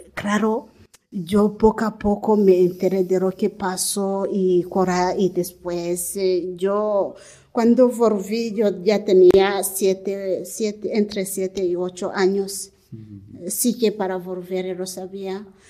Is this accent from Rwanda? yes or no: yes; Rwanda; born or raised there; Spanish is a second language; moved away as an adult; also born or lived in Democratic Republic of the Congo; now in Spain